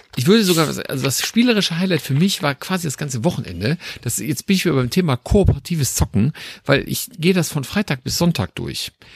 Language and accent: German; Düsseldorf, North Rhine-Westphalia, Germany; als Düsseldorfer